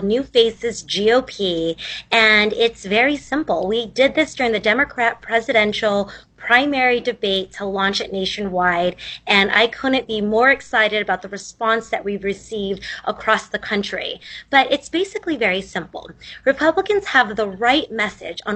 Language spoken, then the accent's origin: English; Central Valley, California, United States; I grew up here in Central Valley in California.